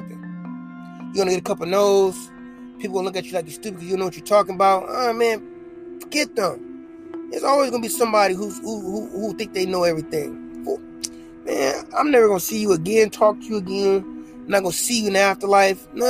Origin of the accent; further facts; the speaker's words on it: South Bend, Indiana, United States; now in El Paso, United States; I'm from South Bend, Indiana